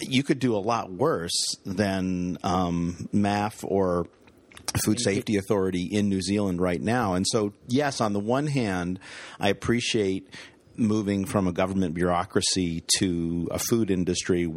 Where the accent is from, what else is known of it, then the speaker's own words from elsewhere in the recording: United States; as an American